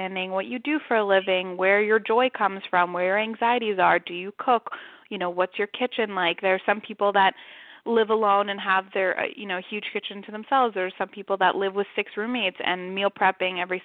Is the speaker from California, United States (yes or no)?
no; New York City, New York, United States; also born or lived in San Francisco; now in New York City, United States; I'm from Manhattan